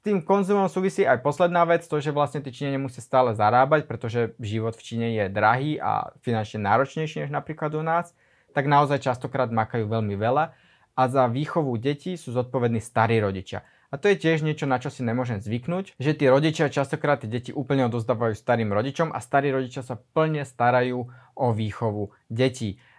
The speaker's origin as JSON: {"language": "Slovak", "country": "Slovakia", "moved": "as an adult", "lives_now": "Shanghai, China", "said": "som zo Slovenska, na tom Slovensku sa toho až tak veľmi veľa, až tak rýchlo nemení a ja som zo slovenskej dediny"}